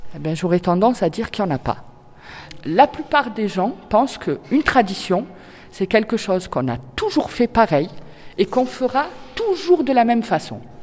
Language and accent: French; Arles, Provence-Alpes-Côte d'Azur, France; je suis née à Arles, j'ai vécu la majeure partie de ma vie à Arles, mais je suis aussi de culture euh, algérienne par mes parents